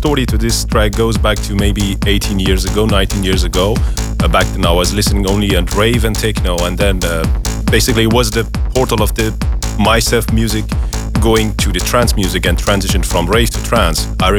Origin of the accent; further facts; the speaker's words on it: Tehran, Tehran Province, Iran; now in France; I live in France, but I'm originally from Tehran